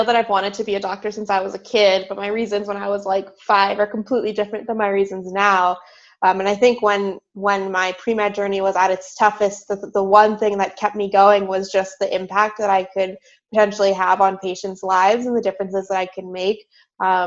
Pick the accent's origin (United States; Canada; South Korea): United States; Southern California; moved away as an adult; also born or lived in Philadelphia, Pennsylvania; now in Pittsburgh, United States; I grew up in Southern California, and that's honestly where I spent all of my childhood